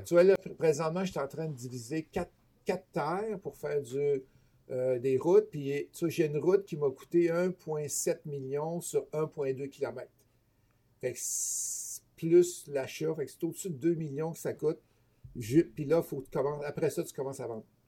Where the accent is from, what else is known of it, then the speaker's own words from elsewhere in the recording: Beauce, Quebec, Canada; accent: Beauceron; moved away; also born or lived in Toronto; je suis originaire de la Beauce, fait que si vous entendez des mots bizarres des fois dans ma bouche, ben, c'est mon accent beauceron que j'ai pas tout à fait perdu encore